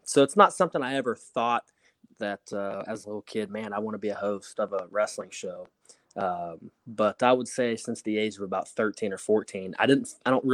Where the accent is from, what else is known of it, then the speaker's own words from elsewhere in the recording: North Central West Virginia, United States; moved away; my area where I grew up in West Virginia didn't have a territory. North Central West Virginia